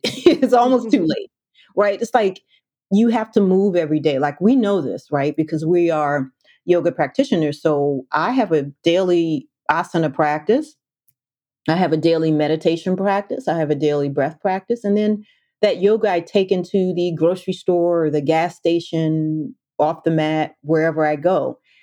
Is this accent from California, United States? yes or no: no; Washington, District of Columbia, United States; I grew up in the Washington, D.C. metro area